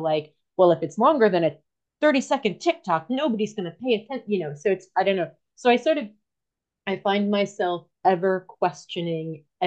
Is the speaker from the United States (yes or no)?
yes; United States; moved away as an adult; also born or lived in New York; now in United Kingdom; I am an American who has been living in the United Kingdom for 18 years.